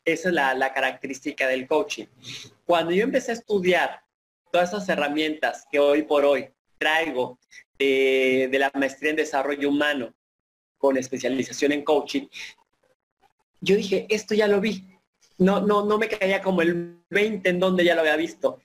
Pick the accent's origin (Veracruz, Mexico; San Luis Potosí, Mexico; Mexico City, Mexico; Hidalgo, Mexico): Veracruz, Mexico; Papantla; traigo de mi tierra, de sentirme orgulloso papanteco, sentirme orgulloso veracruzano, pero sobre todo mexicano